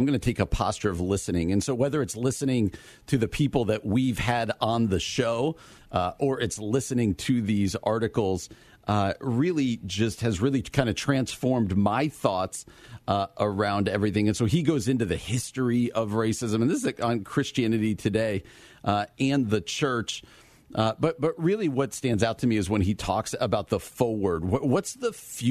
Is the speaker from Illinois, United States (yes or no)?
yes; Naperville, Illinois, United States; born or raised there; also born or lived in Downers Grove, Illinois